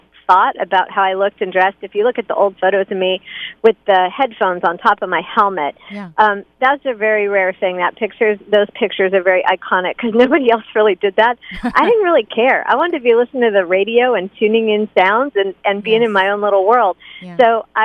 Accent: Hermosa Beach, California, United States; I grew up here in the city of Hermosa Beach, which is a small beach town, and I still live here now

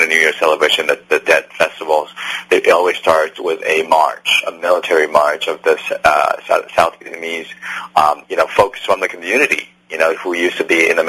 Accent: Taiwan; moved away; I'm from Taiwan

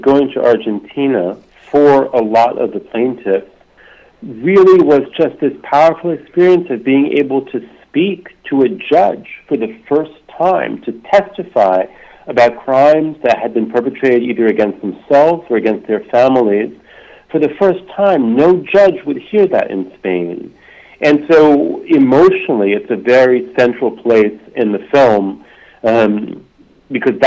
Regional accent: United States; I'm from the United States, and really my education here

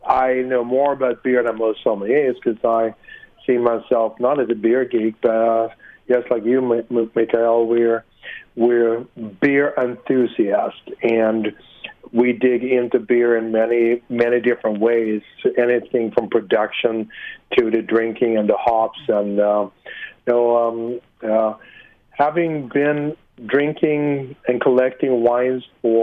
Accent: Sweden; now in United States; I'm originally from Sweden

